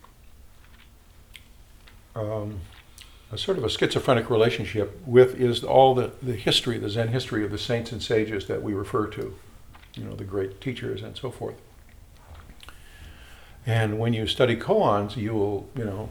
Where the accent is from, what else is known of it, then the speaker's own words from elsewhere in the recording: Chicago, Illinois, United States; Growing up in Chicago, I had a minister